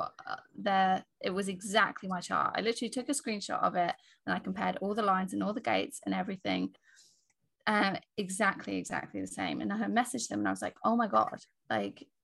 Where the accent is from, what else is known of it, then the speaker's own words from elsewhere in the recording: England, United Kingdom; I was born in England